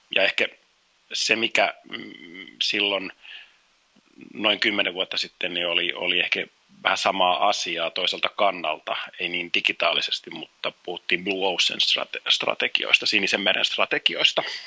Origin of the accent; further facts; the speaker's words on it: Helsinki, Uusimaa, Finland; also born or lived in Kuopio; Helsinkiin Kallioon, jossa sitten aloitettiin asustaminen, että siellä Kalliossa oikeastaan on se niin kuin lapsuuden viettänyt seitsemänvuotiaaksi asti